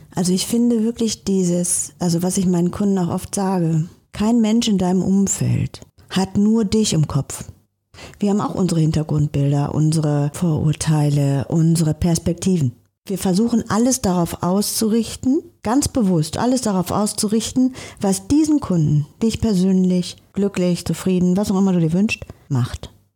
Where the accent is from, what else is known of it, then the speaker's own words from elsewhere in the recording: Bergham, Germany; now in Hamburg, Germany; in meiner Stadt, wo ich groß geworden bin, in so einer kleinen Stadt, Bergham